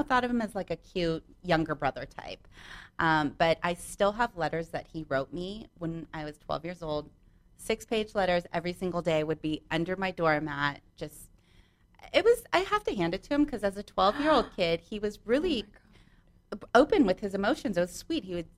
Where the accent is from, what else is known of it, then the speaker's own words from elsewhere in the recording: Santa Monica, California, United States; I am born and raised in Santa Monica